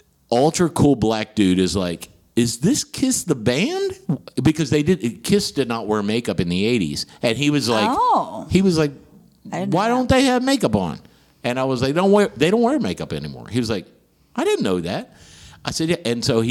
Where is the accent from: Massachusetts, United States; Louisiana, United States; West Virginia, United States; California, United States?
West Virginia, United States; moved away as an adult; also born or lived in Houston, Texas; I'm from West Virginia.